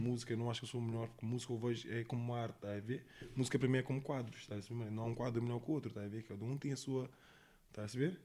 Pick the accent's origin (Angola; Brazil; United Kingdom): United Kingdom; England; now in Monte da Caparica, Portugal; eu cresci na Inglaterra